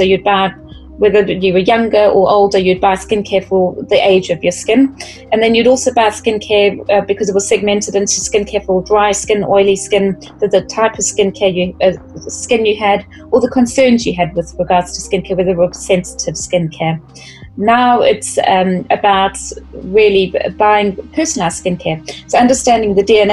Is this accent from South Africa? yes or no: yes; South Africa; being South African